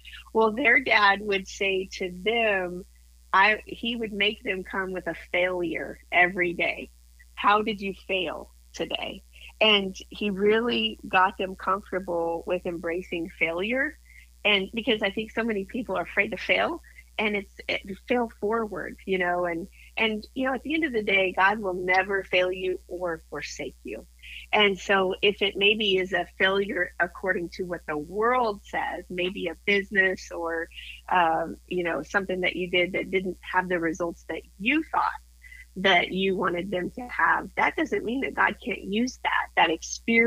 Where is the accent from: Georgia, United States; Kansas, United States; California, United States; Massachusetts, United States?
Kansas, United States; Moscow; moved away; My hometown was 300 people in that Moscow, Kansas, and I had a total, get ready, of 7 in my graduating class